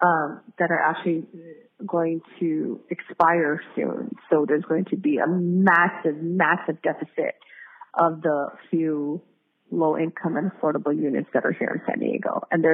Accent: Philippines; I'm native Filipino, I'm Iguro. And Iguros in the Philippines face a lot of discrimination and ostracization.

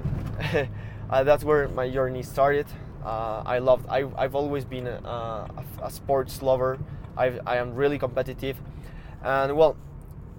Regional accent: Toluca, State of Mexico, Mexico; also born or lived in Vancouver, Canada; I was born here in Mexico, in a town called, named in a city named Toluca, like about 45 minutes from Mexico City.

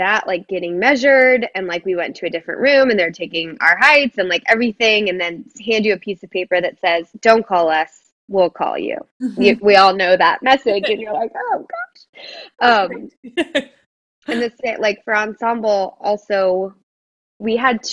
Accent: Dallas, Texas, United States; moved away; who I grew up dancing with in Dallas

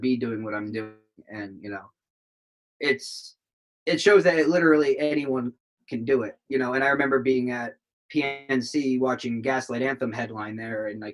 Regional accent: East Brunswick, New Jersey, United States; growing up in East Brunswick, you know, a Sayreville kid

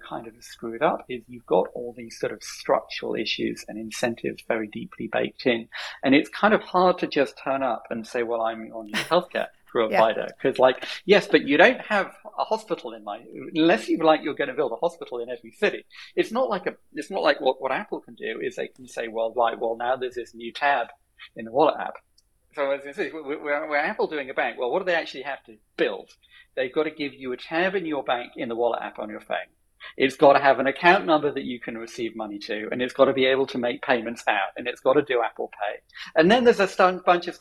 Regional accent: United Kingdom; as a British person

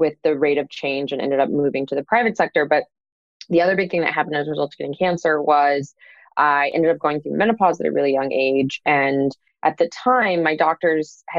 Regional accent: St. Louis, Missouri, United States; I grew up in St. Louis, Missouri

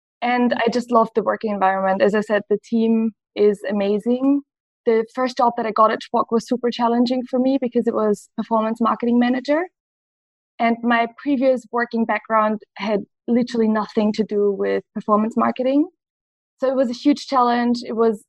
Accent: Vienna, Austria; I am born and raised in Vienna

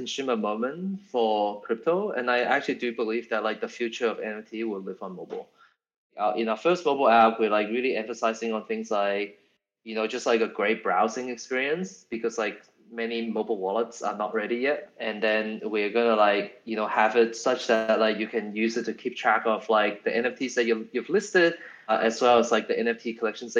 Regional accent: Australia; we are all from Australia

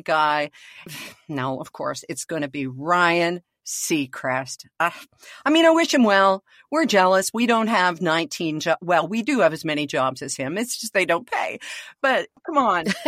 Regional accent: Canada

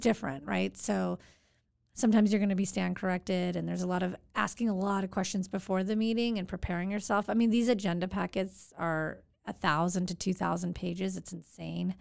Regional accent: Santa Monica, California, United States; Nineteen seventy-nine, born and raised in Santa Monica

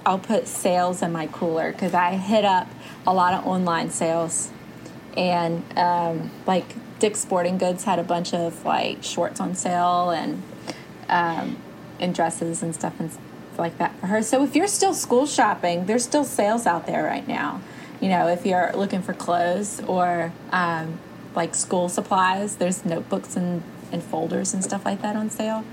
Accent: Alabama, United States; I'm from Alabama

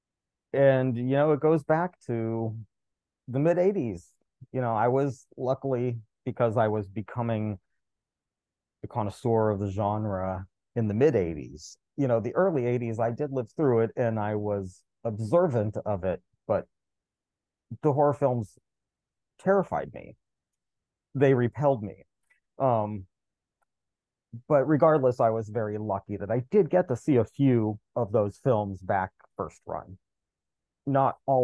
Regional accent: United States; as an American kid

